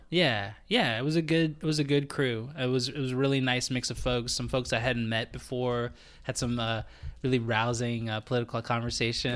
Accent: United States; moved away as an adult; now in Canada; me as an American.

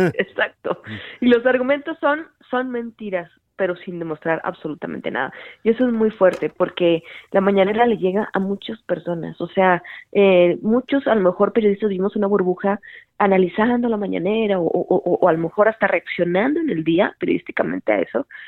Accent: Hermosillo, Sonora, Mexico; moved away as an adult; now in Mexico City, Mexico; yo soy de Sonora, de Hermosillo, Sonora, ya estudié y todo. Y allá empecé eh, a trabajar en un, en un periódico desde los 18 años.

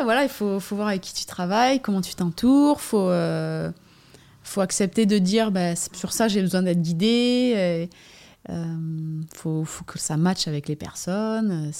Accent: Basque Coast, Nouvelle-Aquitaine, France; J'habite euh, à sur la côte basque, euh, endroit où j'ai grandi aussi

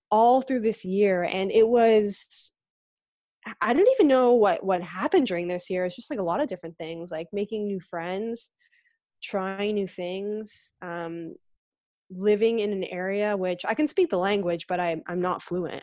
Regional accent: Aurora, Ontario, Canada; also born or lived in Etobicoke, Ontario; I, I grew up in Aurora. Like, I was born in Etobicoke, but we moved to Aurora when I was quite, quite young

